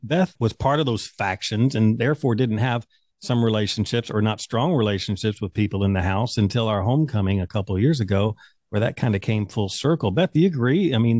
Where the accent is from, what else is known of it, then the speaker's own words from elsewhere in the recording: Kentucky, United States; And I was also from Kentucky.